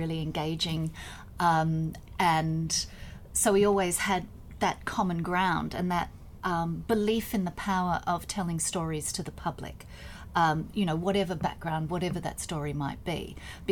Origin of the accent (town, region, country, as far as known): Australia